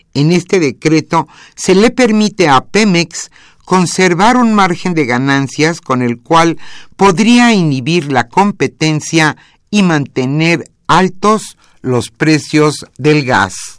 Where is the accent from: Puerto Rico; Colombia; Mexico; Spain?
Mexico; nos enorgullece como mexicanos